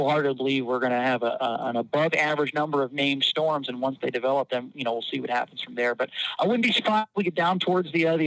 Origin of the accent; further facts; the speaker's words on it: Philadelphia, Pennsylvania, United States; moved away as an adult; now in Louisiana, United States; I grew up in Philadelphia